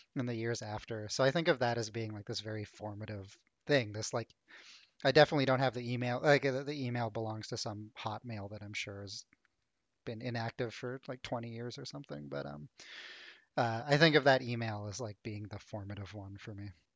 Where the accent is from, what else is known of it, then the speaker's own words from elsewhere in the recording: Ottawa, Ontario, Canada; now in Toronto, Canada; I grew up in Ottawa